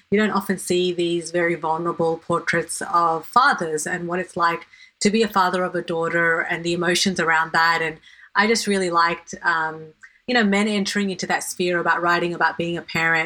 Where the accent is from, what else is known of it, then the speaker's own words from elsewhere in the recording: Sydney, New South Wales, Australia; growing up in Western Sydney